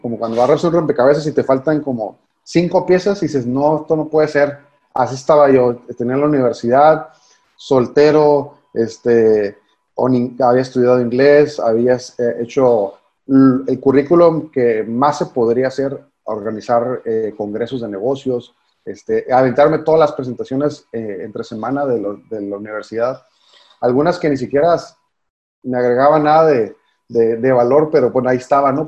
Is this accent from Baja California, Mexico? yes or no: yes; Mexicali, Baja California, Mexico; yo soy de Mexicali